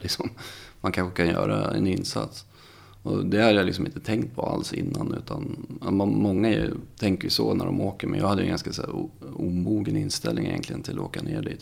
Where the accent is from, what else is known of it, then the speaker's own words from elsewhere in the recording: Visby, Gotland, Sweden; moved away as an adult; jag kommer från Gotland, Visby. Ehm, jag är född där, bodde där i 20 år.